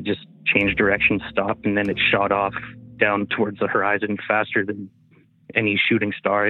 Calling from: Smithers, British Columbia, Canada; From Smithers, BC.

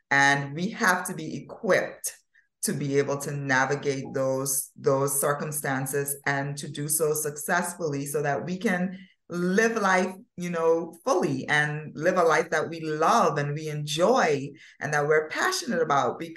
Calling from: Turks & Caicos Islands; from the beautiful by nature Turks and Caicos Islands, where it's always sunny.

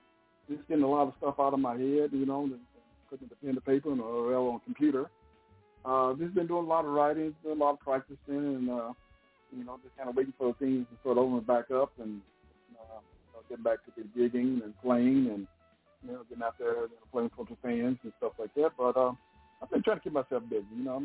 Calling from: Pasadena, California, United States; Well, Pasadena, California.

